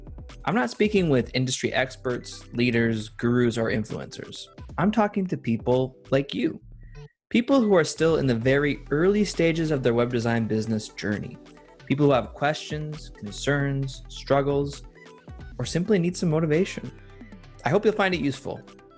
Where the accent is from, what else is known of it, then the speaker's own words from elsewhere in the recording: Toronto, Ontario, Canada; moved away as an adult; now in Puerto Escondido, Mexico; I'm from Toronto, Canada. I just moved to Mexico actually a few months ago. Actually, I just got married last month, so we're living here now.